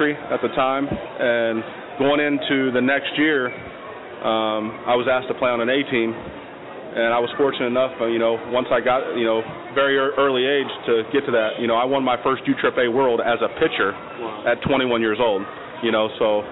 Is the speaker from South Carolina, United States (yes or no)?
no; Delaware, Ohio, United States; I was born in Delaware, Ohio, small town just about 20 minutes north of Columbus